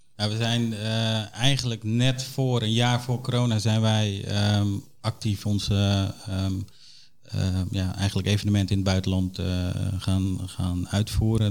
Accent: Suriname; now in Netherlands; Ik ben een trotse Nederlander, maar ik ben geboren in Suriname

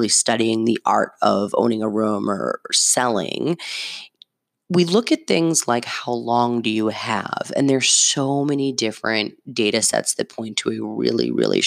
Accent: Medford, Massachusetts, United States; I have a zip code of the city I grew up in. Shout out Medford.

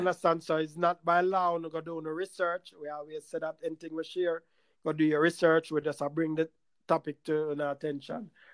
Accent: Jamaica; moved away; where we were raised in Jamaica

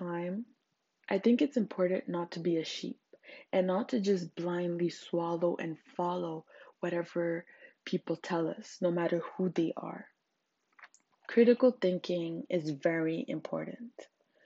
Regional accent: Zimbabwe; English is a second language; English is my third language. I'm African. I'm from Zimbabwe

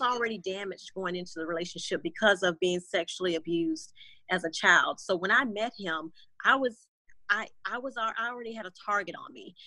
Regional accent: Florida, United States; moved away as an adult; now in Houston, United States; born and raised in Florida

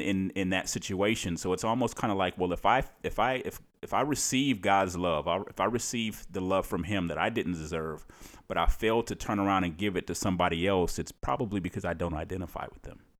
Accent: Cleveland, Ohio, United States; moved away as an adult; now in Maryland, United States; I'm, I'm from Cleveland, Ohio

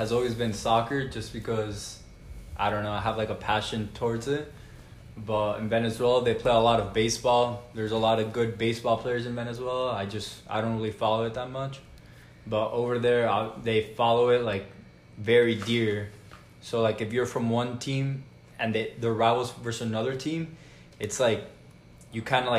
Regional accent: Florida, United States; So since I'm from South Florida, like my team's the Heat

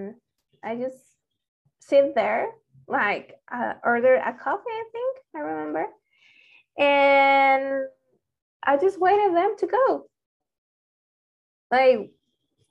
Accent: Mexico; English is a second language; they assumed I was Mexican. They were right

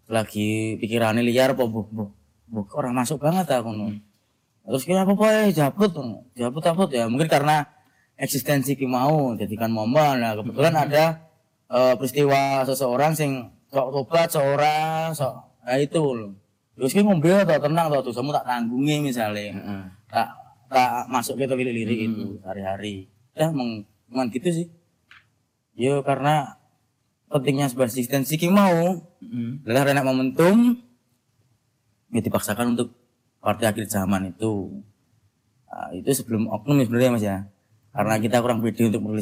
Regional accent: Klaten, Central Java, Indonesia; Saya juga asli Klaten

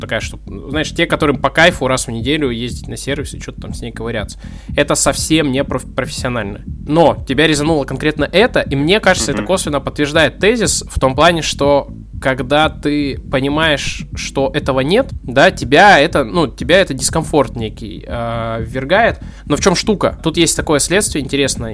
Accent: Arsenyev, Primorsky Krai, Russia; я вырос э, в Арсеньеве

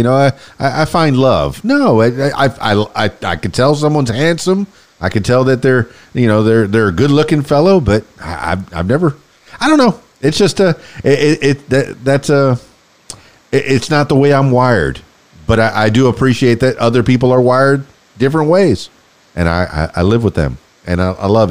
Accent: Miami, Florida, United States; I grew up in Miami in near the Everglades, and I played out there with alligators

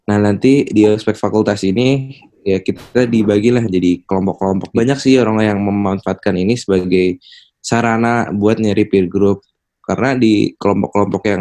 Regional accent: Jakarta, Indonesia; Ada yang dari kalau gue dari Jakarta ya nah kan kalau gue dari Jakarta terus ada juga yang dari luar Jawa

